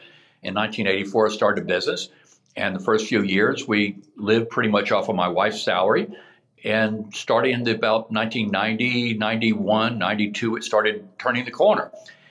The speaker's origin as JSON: {"language": "English", "region": "the South", "country": "United States", "tie": "born or raised there", "said": "I grew up in the South."}